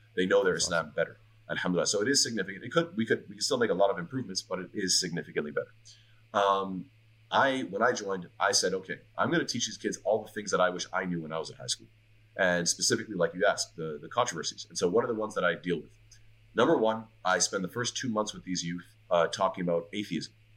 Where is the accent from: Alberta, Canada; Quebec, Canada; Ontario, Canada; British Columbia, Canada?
Quebec, Canada; Montreal; moved away; I'm from Montreal